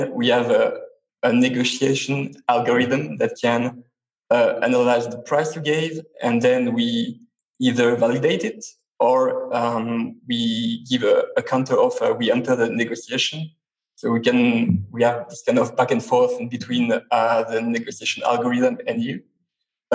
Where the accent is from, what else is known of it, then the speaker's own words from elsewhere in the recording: Switzerland; I come from Switzerland